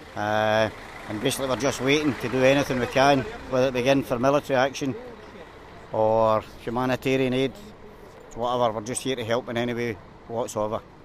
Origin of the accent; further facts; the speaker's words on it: Glasgow, Scotland, United Kingdom; I'm from Glasgow